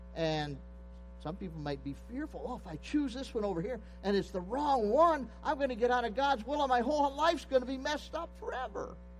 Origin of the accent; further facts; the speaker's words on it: Pennsylvania, United States; I grew up in Pennsylvania.